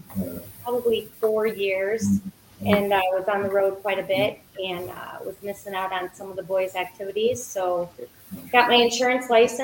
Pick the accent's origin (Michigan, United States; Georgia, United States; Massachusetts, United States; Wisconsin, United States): Wisconsin, United States; Monroe; also born or lived in Juda, Wisconsin; Originally from Monroe. Ended up graduating from Judah because we moved my eighth grade year.